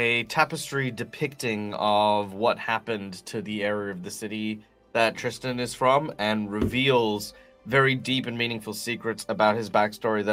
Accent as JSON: {"language": "English", "country": "Australia", "said": "I'm Australian"}